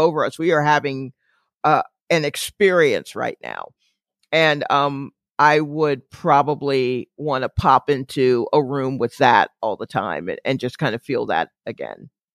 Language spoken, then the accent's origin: English; Atlanta, Georgia, United States; born or raised there; now in New York, United States